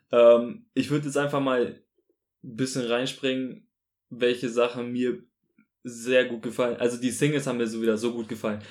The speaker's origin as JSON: {"language": "German", "town": "Munich", "region": "Bavaria", "country": "Germany", "also_born_or_lived": "Augsburg", "said": "ich komme auch aus München"}